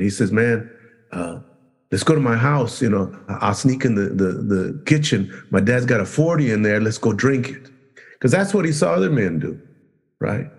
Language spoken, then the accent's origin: English; Los Angeles, California, United States; we grew up in Compton, we grew up in Watts, grew up in that area